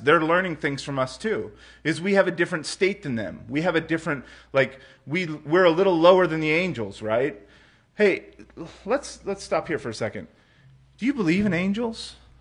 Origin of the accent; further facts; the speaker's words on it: United States; I'm an American